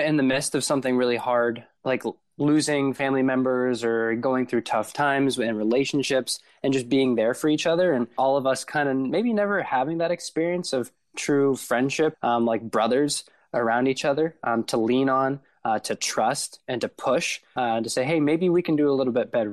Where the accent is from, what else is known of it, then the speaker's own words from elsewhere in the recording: Warren, Ohio, United States; moved away as an adult; also born or lived in Wheeling, West Virginia; I grew up in Warren, Ohio, which is pretty close to Youngstown in northeastern Ohio